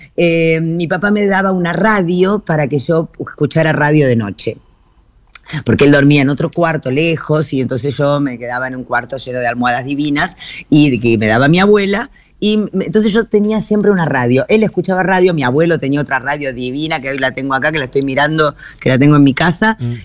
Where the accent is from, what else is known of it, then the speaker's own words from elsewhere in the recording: Buenos Aires, Argentina; la casa modesta en la que yo me crié en Floresta, la casa Chorizo, que es la casa que yo siempre recuerdo porque es la casa de mi infancia